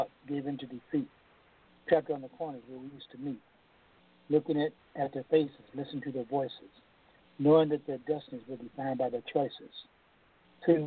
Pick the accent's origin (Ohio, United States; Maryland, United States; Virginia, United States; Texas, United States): Ohio, United States; Toledo; growing up in Toledo